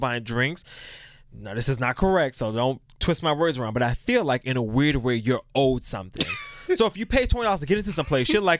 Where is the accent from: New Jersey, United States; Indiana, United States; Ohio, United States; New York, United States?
New York, United States; New York City; I'm from Brooklyn